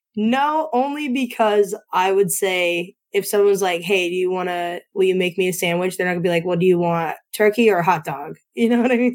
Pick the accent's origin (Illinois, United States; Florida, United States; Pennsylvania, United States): Pennsylvania, United States; Northeast; I'm from Northeast PA